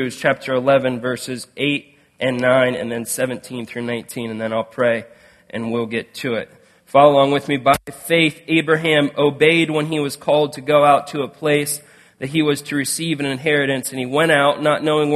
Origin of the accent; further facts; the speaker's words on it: Canton, Ohio, United States; moved away; I grew up around Canton, Ohio